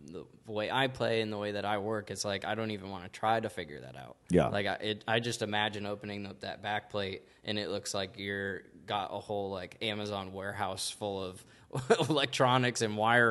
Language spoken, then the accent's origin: English; Iowa, United States; moved away; I'm from Iowa originally.